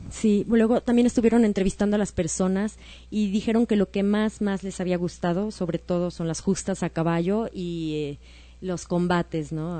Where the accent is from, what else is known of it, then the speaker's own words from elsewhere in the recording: Mexico; como mexicanos